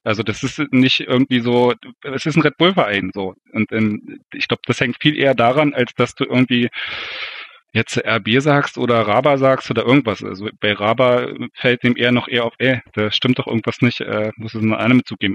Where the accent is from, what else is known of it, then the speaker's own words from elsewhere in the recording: East Germany, Germany; als Ostdeutscher ist man da wahrscheinlich auch so ein bisschen geprägt